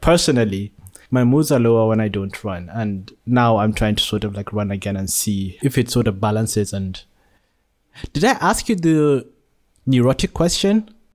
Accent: Nigeria; now in Malaysia; I was born in Nigeria, but have been living in Malaysia for the past sixteen years.

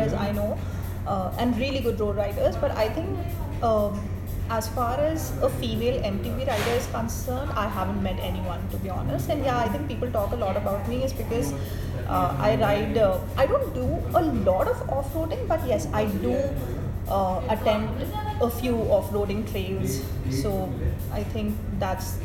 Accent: Jaipur, Rajasthan, India; also born or lived in Mumbai; I'm from Jaipur

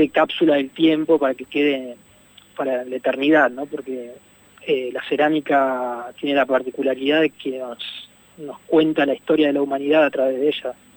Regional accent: Puerto Madryn, Chubut, Argentina; yo soy de Puerto Madryn

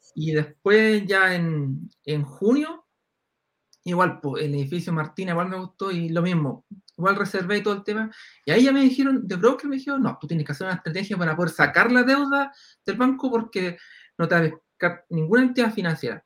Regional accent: Concepción, Biobío, Chile; yo soy de Concepción

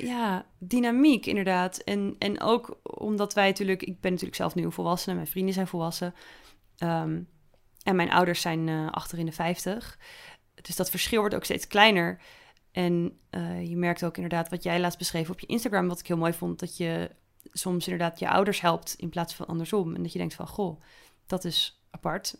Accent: Netherlands; als een echte Nederlander

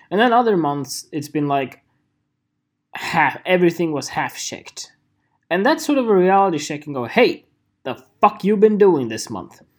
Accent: United Kingdom; know, no, I'm British. I'm British.

